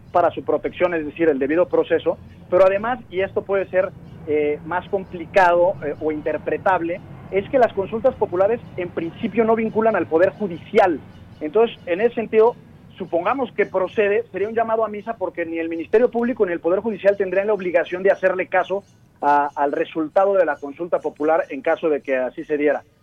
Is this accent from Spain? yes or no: no; Mexico; como mexicanos